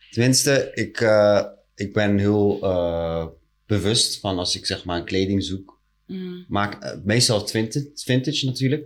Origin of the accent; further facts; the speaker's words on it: Rotterdam, South Holland, Netherlands; ik kom zelf uit Delzave.